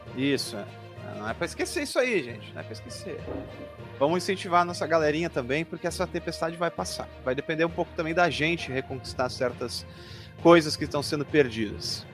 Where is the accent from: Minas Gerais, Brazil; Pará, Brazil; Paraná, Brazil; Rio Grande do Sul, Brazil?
Rio Grande do Sul, Brazil; Porto Alegre; Eu não sou esteiense, sou porto-alegrense